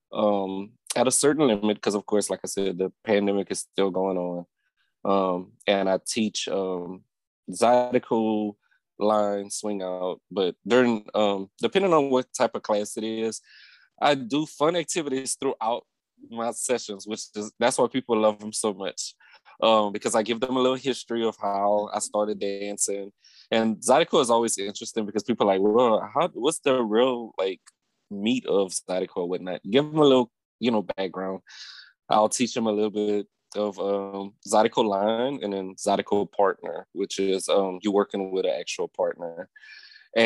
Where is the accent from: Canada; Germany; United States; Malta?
United States; Opelousas, Louisiana; I'm from Opelousas, Louisiana. That's the country. I grew up in a town called Prairie Run, which is nearby the Plaisance.